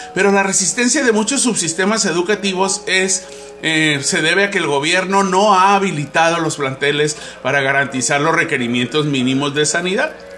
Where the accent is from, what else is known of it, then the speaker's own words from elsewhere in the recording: Mexico; como buen mexicano